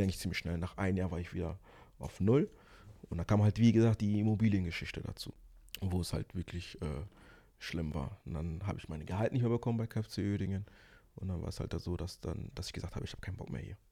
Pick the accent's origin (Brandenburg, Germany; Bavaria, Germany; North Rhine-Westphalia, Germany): North Rhine-Westphalia, Germany; Ruhr area; also born or lived in Angola / Kinshasa, Congo; ich bin aus dem Ruhrpott